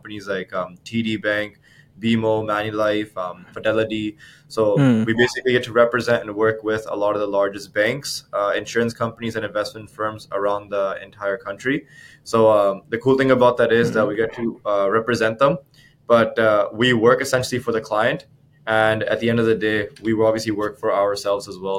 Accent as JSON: {"language": "English", "town": "Abbotsford", "region": "British Columbia", "country": "Canada", "tie": "born or raised there", "said": "I'm actually from Abbotsford, BC. For those of you guys listening that don't know where that is, that's a small town just outside of Vancouver. Born and raised"}